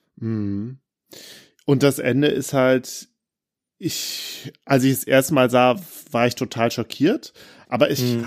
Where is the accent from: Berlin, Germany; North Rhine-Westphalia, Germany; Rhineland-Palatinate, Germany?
North Rhine-Westphalia, Germany; Bergisches Land; ich komme ja aus dem Bergischen Land